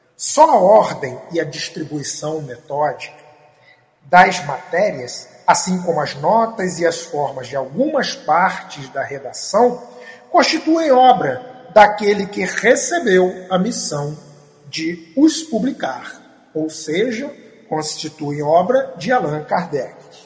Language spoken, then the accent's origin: Portuguese; Três Rios, Rio de Janeiro, Brazil; eu sou da cidade de Três Rios